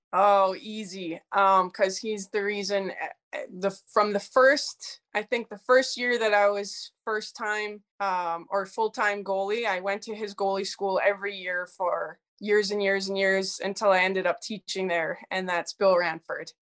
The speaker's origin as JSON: {"language": "English", "town": "Edmonton", "region": "Alberta", "country": "Canada", "tie": "born or raised there", "said": "my parents' house that I lived in, um, in Edmonton, Alberta"}